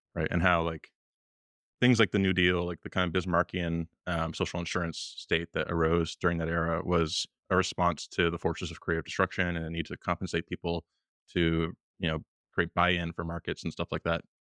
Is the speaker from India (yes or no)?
no; Canada; moved away as an adult; now in Washington, D.C., United States; I was born in Canada